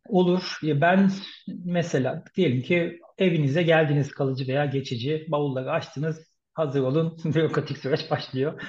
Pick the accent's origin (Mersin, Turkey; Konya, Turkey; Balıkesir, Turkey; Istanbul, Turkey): Istanbul, Turkey; first language Turkish; moved away as an adult; now in Munich, Germany; Doğma büyüme İstanbul